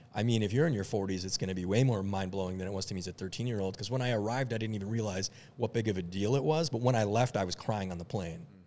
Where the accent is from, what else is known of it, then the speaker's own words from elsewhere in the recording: Minneapolis, Minnesota, United States; also born or lived in Lebanon; I grew up in Minneapolis